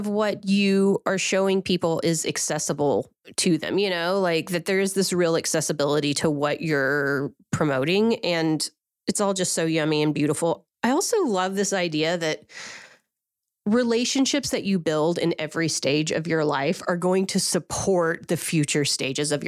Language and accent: English; Oklahoma, United States; I'm from Oklahoma also